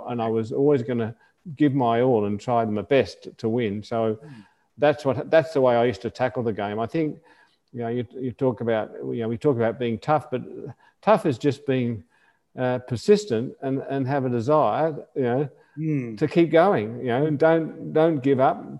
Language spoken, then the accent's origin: English; Australia; as an Australian, we used to get sent away